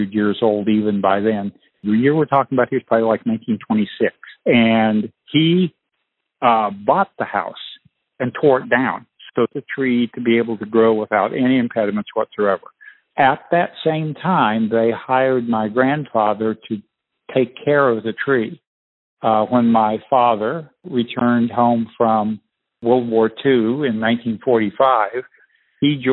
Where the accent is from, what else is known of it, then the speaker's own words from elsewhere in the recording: Peoria, Illinois, United States; I was born in Peoria, Illinois